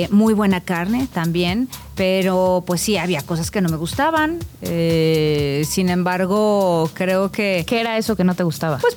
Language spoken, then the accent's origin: Spanish; Ciudad Madero, Tamaulipas, Mexico; Tenemos una gran cocina allá en, Tamaulipas.